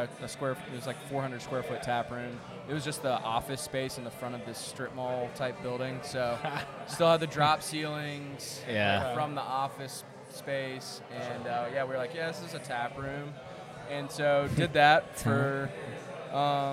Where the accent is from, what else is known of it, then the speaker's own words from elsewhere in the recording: Charlotte, North Carolina, United States; I'm from Charlotte, living in Charlotte, working in Charlotte